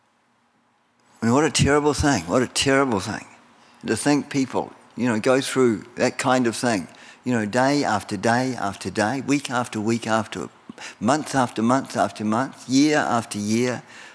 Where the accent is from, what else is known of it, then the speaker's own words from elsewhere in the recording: New Zealand; moved away as an adult; now in United States; Well, I was born in New Zealand. I've got a New Zealand citizenship